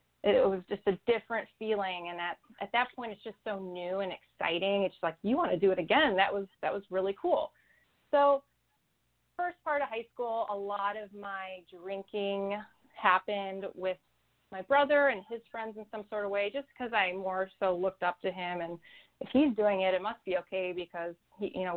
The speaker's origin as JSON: {"language": "English", "town": "Chicago", "region": "Illinois", "country": "United States", "tie": "born or raised there", "said": "I grew up in the Chicago area"}